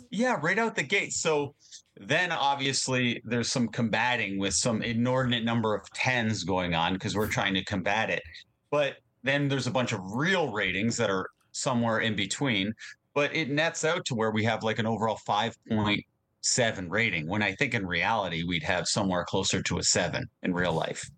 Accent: Hamilton, Ontario, Canada; we're from Hamilton

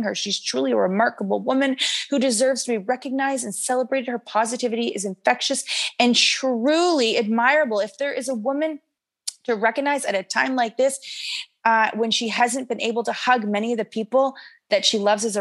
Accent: Canada; we're from Canada

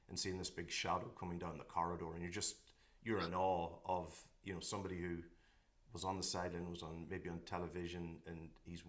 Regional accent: Scotstown, Ulster, Ireland; I grew up in a place called Scotstown, and you know, only a few miles from the border.

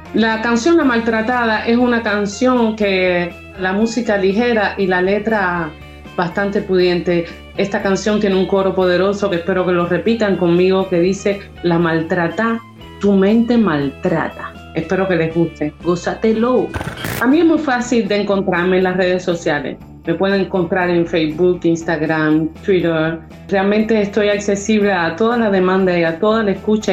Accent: Cuba; now in Paris, France; Soy una artista cubana, flautista y cantante. Vivo en París desde hace muchos años

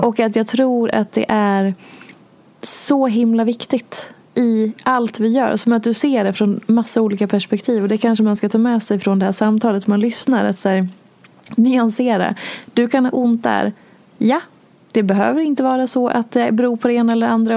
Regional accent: Dalarna County, Sweden; där jag är ifrån i Dalarna

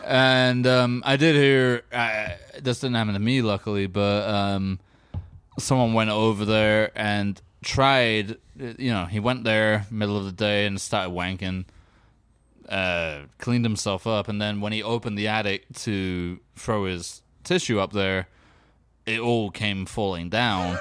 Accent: England, United Kingdom; growing up in England

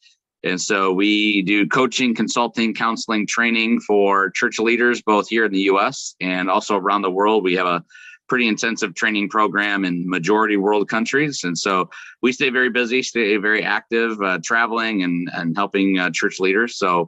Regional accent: Northern Illinois, United States; Yeah, so I grew up in Northern Illinois. I got saved when I was 4 years old. My mom led me to the Lord. Grew up in church, was in church all my life, Sunday school, Sunday morning, Sunday night, Wednesday night

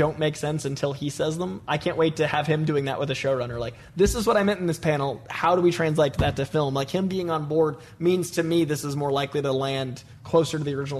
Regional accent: Boston, Massachusetts, United States; I'm from Boston.

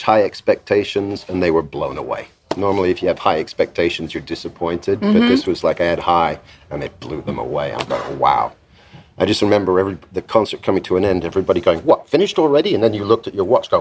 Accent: England, United Kingdom; moved away; also born or lived in United States; I'm English, so I don't need any work permits.

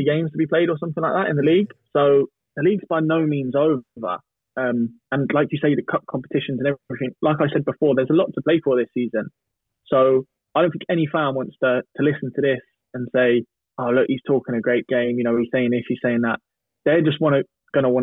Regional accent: Norwich, East of England, United Kingdom; I grew up in Norwich

